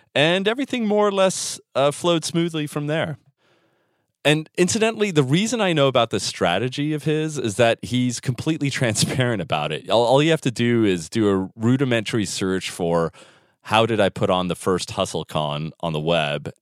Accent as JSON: {"language": "English", "town": "San Francisco", "region": "California", "country": "United States", "tie": "born or raised there", "moved": "yes", "said": "San Francisco, my hometown, the beautiful city by the bay"}